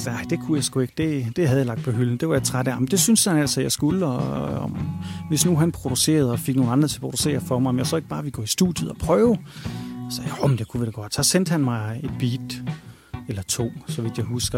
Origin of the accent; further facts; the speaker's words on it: Randers, Central Denmark Region, Denmark; moved away as an adult; now in Thailand; som gammel Randers-dreng